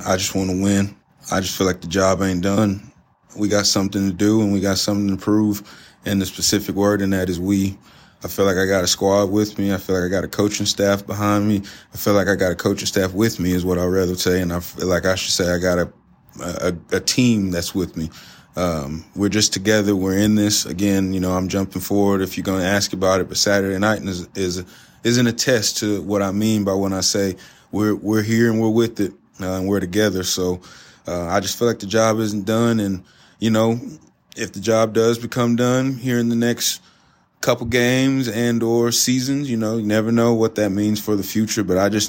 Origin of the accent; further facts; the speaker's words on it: Southeast Texas, United States; Cajun. Cajun. I'm from Southeast Texas, baby.